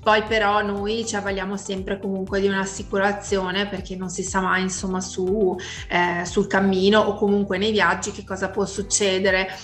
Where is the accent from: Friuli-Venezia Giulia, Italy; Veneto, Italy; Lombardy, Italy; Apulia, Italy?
Veneto, Italy; Vicenza; noi siamo di Vicenza